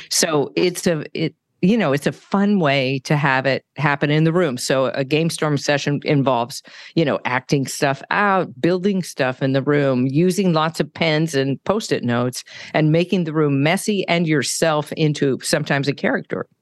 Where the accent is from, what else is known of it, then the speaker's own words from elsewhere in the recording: California, United States; moved away; also born or lived in San Francisco / Denver; I'm from California, so, uh, lots of avocados. I had an avocado tree in the backyard